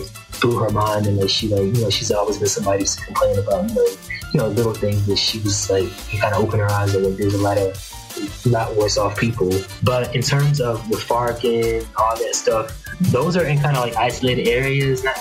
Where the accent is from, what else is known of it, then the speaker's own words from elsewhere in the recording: United States; moved away as an adult; now in Cali, Colombia; I'm a Black person living in Colombia, but like having a blue passport, being an American